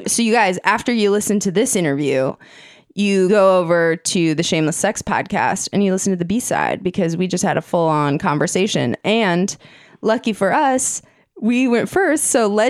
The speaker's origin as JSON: {"language": "English", "region": "Minnesota", "country": "United States", "said": "from Minnesota."}